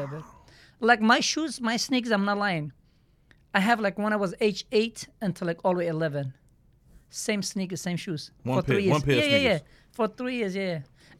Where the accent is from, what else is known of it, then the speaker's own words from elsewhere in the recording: Turkey; English is a second language; You know, Turkey, so like, we are 18 brothers, sister.